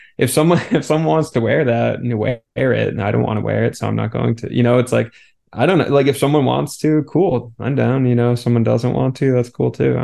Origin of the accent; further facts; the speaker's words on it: United States; I'm an American